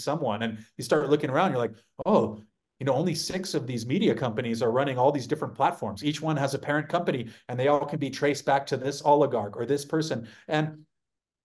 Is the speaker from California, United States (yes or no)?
yes; San Diego, California, United States; growing up in California